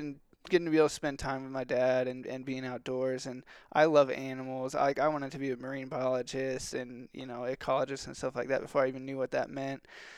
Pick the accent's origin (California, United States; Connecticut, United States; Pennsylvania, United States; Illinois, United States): California, United States; born there; I was born in California, and we did a lot of waterfowl stuff out there.